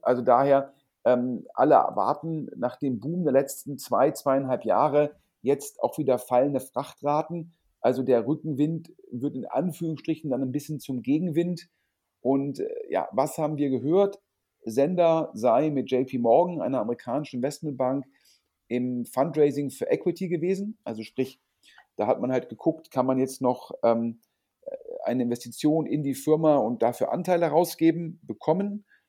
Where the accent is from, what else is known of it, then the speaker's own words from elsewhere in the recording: Düsseldorf, North Rhine-Westphalia, Germany; Düsseldorf sozusagen meine Heimatstadt